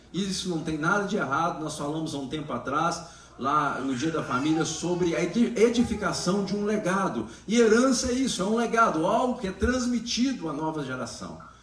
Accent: Brazil; nós que somos brasileiros

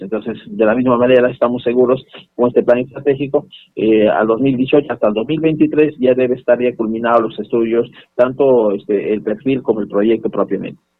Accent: Peru; todos somos peruanos

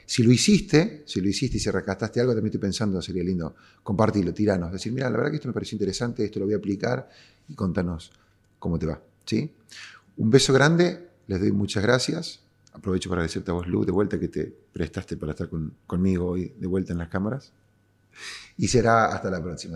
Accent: Córdoba, Argentina; yo siendo cordobés

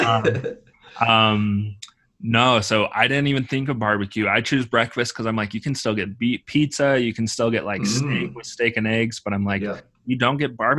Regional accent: Utah, United States; I'm from Utah

